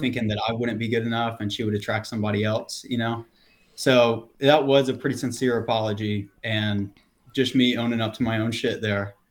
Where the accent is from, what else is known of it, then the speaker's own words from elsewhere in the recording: the South, United States; being born and raised in the South